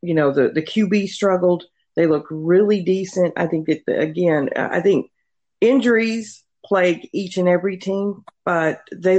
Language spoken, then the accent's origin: English; Texas, United States; moved away as an adult; also born or lived in New York City; now in Columbus, Ohio, United States; I was born and raised in Texas, Texas girl. I graduated, went to culinary school in New York City. From there, I got a really great job in Columbus, Ohio, which is where I'm at right now.